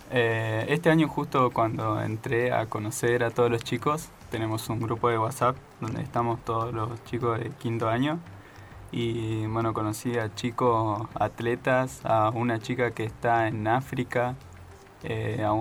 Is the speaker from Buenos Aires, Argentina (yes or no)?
no; Concepción del Bermejo, Chaco, Argentina; now in Esperanza Base, Antarctica; yo vengo de Concepción del Bermejo, una localidad muy pequeña de Chaco.